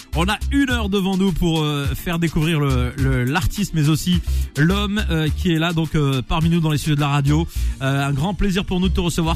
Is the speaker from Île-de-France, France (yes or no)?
no; Nantes, Pays de la Loire, France; je suis nantais à la base